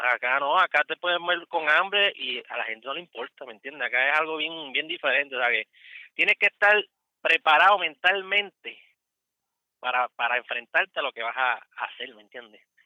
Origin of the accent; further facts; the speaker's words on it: Puerto Rico; moved away as an adult; also born or lived in Cumming, Georgia; now in United States; yo soy puertorriqueño